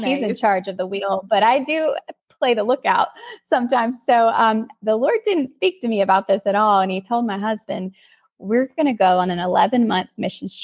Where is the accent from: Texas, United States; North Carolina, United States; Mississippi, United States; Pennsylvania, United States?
North Carolina, United States; moved away as an adult; also born or lived in Los Angeles; we're from North Carolina.